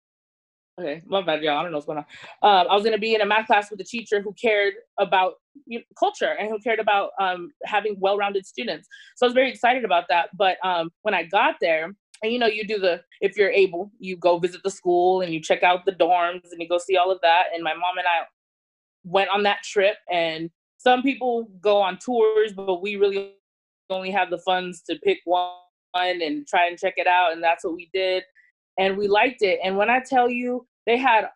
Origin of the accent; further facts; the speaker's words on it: San Diego, California, United States; also born or lived in Bay Area; I grew up in San Diego.